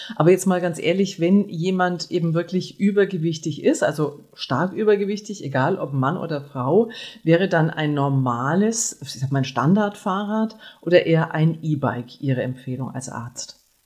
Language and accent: German; Nuremberg, Bavaria, Germany; ich komme aus Nürnberg